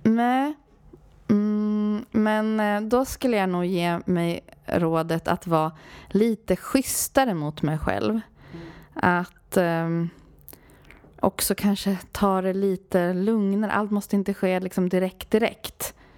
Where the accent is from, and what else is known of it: Sweden; born or raised there; also born or lived in Sri Lanka